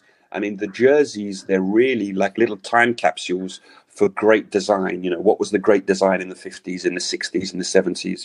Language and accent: English; London, United Kingdom; now in Paris, France; I'm from London, but I live in Paris